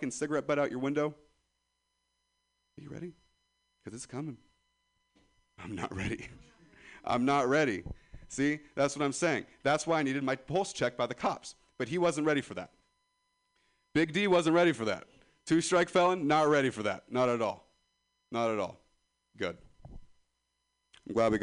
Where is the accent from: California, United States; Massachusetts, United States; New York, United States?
California, United States; Ripon; I'm from Ripon, California